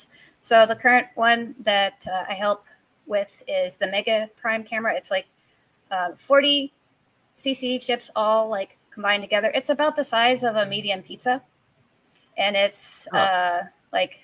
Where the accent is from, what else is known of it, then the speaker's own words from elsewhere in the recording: Texas, United States; moved away as an adult; also born or lived in Houston, Texas / Austin, Texas / Michigan; now in Hawaii, United States; I'm originally from Texas. I was born in Houston, Texas. And then when I was about 8, my parents divorced. And then half the time I was in Houston, and half the time I was in Austin. So I grew up in that area